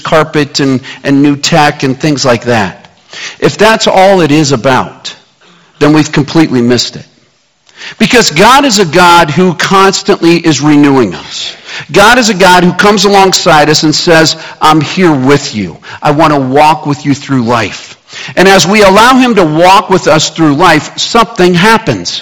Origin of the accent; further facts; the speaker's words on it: Kansas City, United States; moved away; also born or lived in Scottsdale, Arizona; Growing up in Kansas City